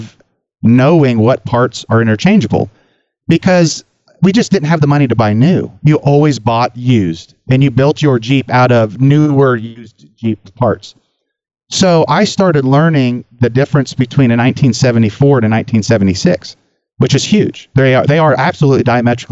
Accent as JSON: {"language": "English", "town": "Sacramento", "region": "California", "country": "United States", "tie": "born or raised there", "said": "I grew up in Sacramento, South Sacramento."}